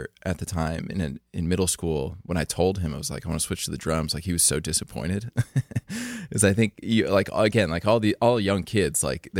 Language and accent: English; Fleetwood, Pennsylvania, United States; I grew up in Fleetwood, so it's like 7 minutes from Kutztown, Berks County.